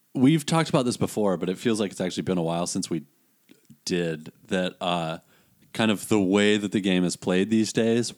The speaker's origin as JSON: {"language": "English", "country": "United States", "said": "as an American"}